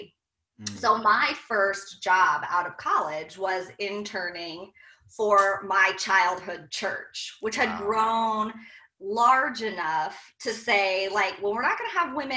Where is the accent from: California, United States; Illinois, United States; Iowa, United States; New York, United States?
Iowa, United States; from the Midwest, we're from Iowa